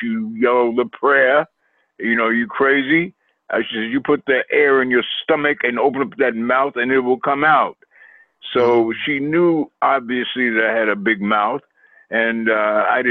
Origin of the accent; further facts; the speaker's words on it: New York City, New York, United States; I was raised in Queens, New York